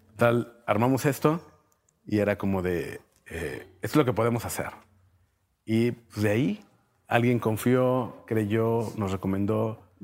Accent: Torreón, Coahuila, Mexico; also born or lived in Mexico City; now in Saltillo, Mexico; yo soy de Torreón, pero aquí nos conocimos

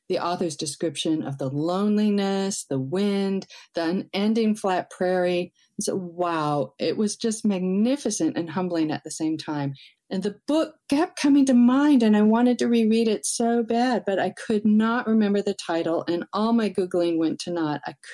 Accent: Iowa, United States; I grew up in Iowa

